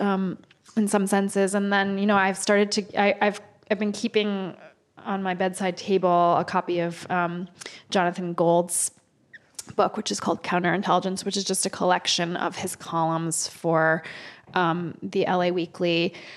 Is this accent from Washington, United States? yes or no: no; New Haven, Connecticut, United States; now in New York, United States; I grew up in New Haven, Connecticut